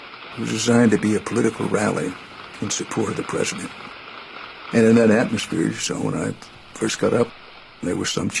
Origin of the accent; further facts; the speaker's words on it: Houston, Texas, United States; in Houston, it's my hometown